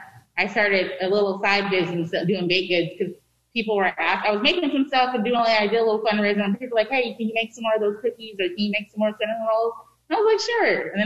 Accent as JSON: {"language": "English", "town": "Sacramento", "region": "California", "country": "United States", "tie": "born or raised there", "said": "Actually, I'm from South Sac. I grew up in Meadowview."}